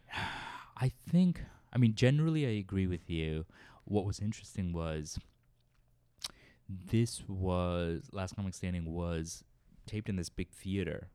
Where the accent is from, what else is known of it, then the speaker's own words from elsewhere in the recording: Worcester, Massachusetts, United States; moved away as an adult; now in New York, United States; I grew up in Central Mass, Worcester, Massachusetts